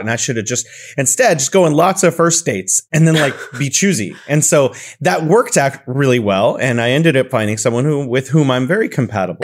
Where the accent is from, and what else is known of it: California, United States; now in Wuhan, China